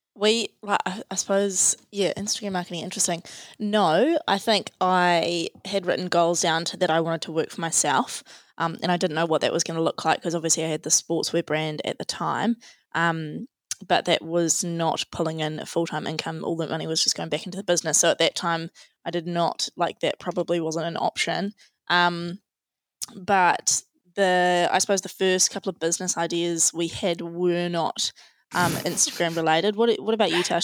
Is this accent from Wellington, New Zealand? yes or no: no; Tauranga, Bay of Plenty, New Zealand; also born or lived in Otago; we're both from Tauranga, we both grew up here